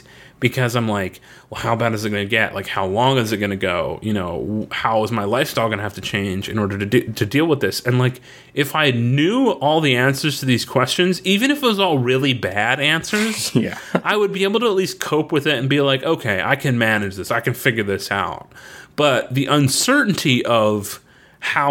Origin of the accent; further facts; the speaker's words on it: Florida, United States; When we grew up in Florida